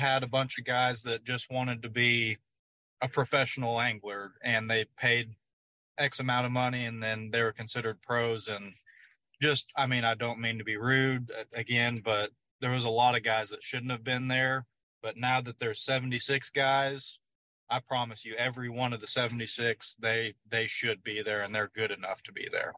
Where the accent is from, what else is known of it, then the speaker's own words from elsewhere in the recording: Oklahoma, United States; I'm from Oklahoma here on Grand Lake